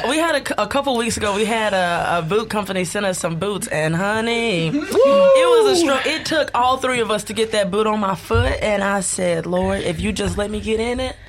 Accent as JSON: {"language": "English", "town": "Poplarville", "region": "Mississippi", "country": "United States", "tie": "born or raised there", "said": "we come from a really small town. We come from Poplarville"}